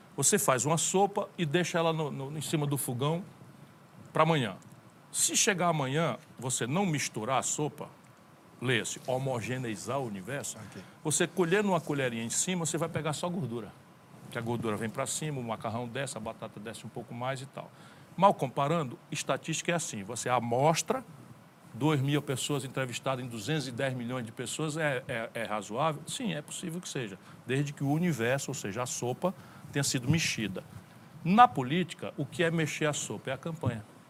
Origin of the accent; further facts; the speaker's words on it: interior of Ceará, Brazil; fui educado a maioria esmagadora da minha educação na escola pública. E vim do interior do Ceará